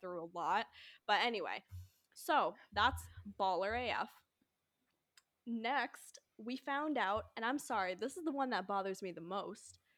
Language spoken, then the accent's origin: English; United States; I'm American